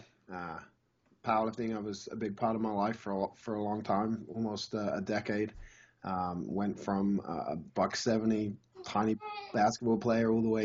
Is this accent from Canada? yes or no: no; England, United Kingdom; now in United States; I grew up in England